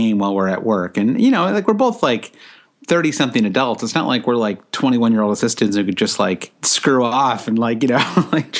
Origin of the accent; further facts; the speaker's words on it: United States; as an American